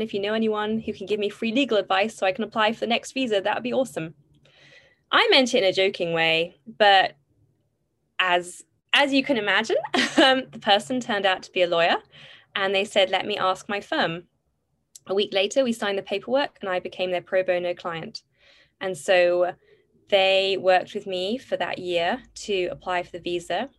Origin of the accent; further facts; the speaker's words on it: Bath, South West England, United Kingdom; moved away as an adult; now in United States; I grew up in Bath in southwest England